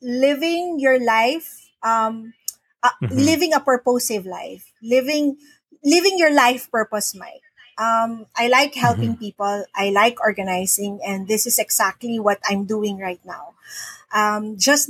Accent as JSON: {"language": "English", "town": "Manila", "region": "Metro Manila", "country": "Philippines", "tie": "born or raised there", "moved": "as an adult", "lives_now": "Cagayan de Oro, Philippines", "said": "I am from Manila. I used to live, I was born, raised, lived in Manila my whole life."}